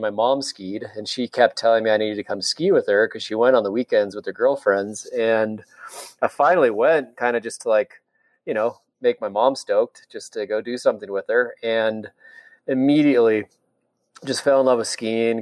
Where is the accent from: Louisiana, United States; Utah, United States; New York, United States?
Utah, United States; Salt Lake City; I'm born and raised in Salt Lake and I grew up in the avenues.